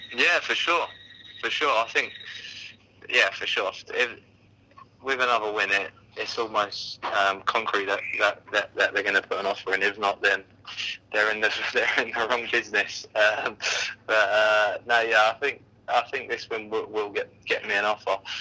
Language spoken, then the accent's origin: English; London, United Kingdom; being a Londoner